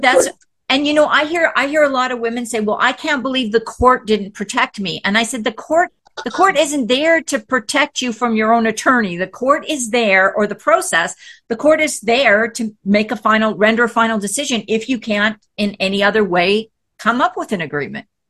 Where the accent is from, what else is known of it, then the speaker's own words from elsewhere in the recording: Canada; moved away as an adult; also born or lived in Texas; now in United States; I'm from Canada